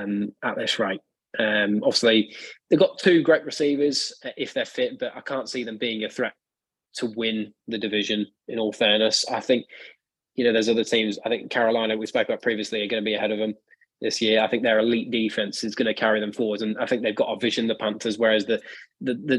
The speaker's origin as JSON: {"language": "English", "town": "Birmingham", "region": "West Midlands", "country": "United Kingdom", "said": "being from Birmingham in England"}